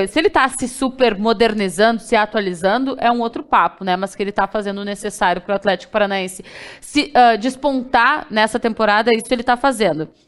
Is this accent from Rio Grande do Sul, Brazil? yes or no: yes; Porto Alegre, Rio Grande do Sul, Brazil; Eu sou gaúcha, porto alegrense